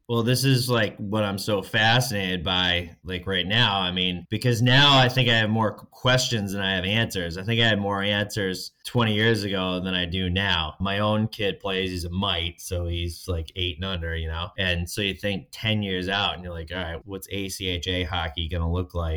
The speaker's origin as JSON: {"language": "English", "town": "Hartford", "region": "Connecticut", "country": "United States", "tie": "born or raised there", "said": "I grew up outside of Hartford, Connecticut."}